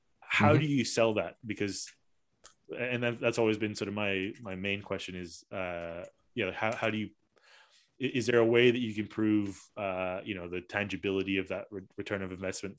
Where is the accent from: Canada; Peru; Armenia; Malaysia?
Malaysia; you know, myself as a Malaysian, didn't even realize that there was a company like yours in Malaysia.